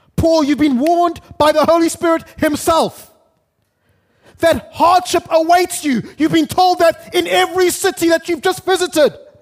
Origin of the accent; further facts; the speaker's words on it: Zimbabwe; moved away as an adult; now in Kenya; I grew up in Zimbabwe. First thirty-something years of my life